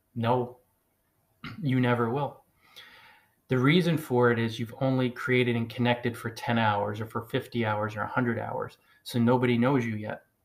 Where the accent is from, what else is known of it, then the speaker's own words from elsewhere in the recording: New Jersey, United States; first language English; someone like myself who was born in the United States, and English is my native language. I started learning it when I was a little baby. My subconscious mind was open. 46 years ago, tiny little baby arrived in New Jersey